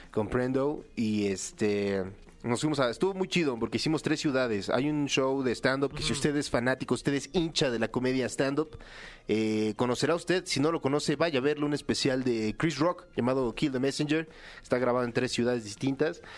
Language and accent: Spanish; Mexico; yo soy el único mexicano